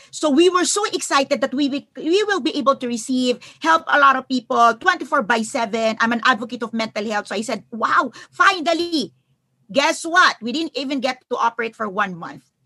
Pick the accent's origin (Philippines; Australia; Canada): Philippines; I'm from the Philippines